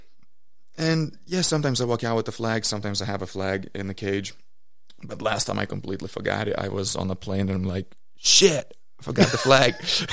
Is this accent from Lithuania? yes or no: yes; Lithuania; now in United States; People still look at me like Lithuanian, like even though if I say like sure I got the American citizenship